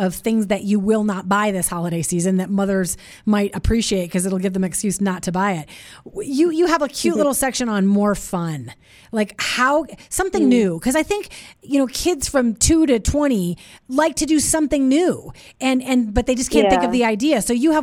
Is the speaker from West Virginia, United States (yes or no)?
no; Minnesota, United States; we grew up in Minnesota together